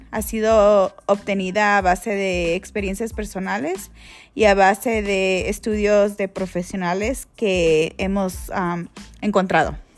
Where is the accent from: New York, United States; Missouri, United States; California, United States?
California, United States; Los Angeles; now in Denver, United States; Yo soy de Los Ángeles, California, soy chicana, soy maestra de educación infantil.